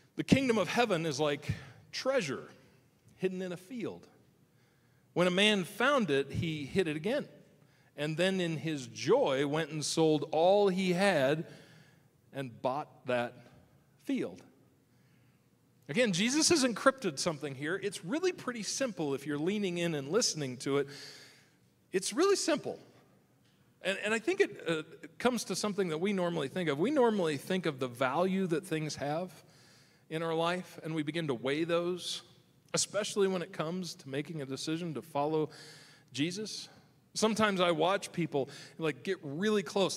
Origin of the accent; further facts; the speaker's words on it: Nebraska, United States; now in Michigan, United States; the farm I grew up in Nebraska